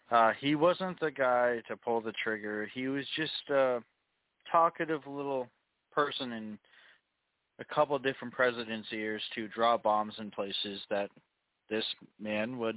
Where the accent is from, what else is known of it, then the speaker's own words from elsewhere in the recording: United States; because it's government, and by default we're American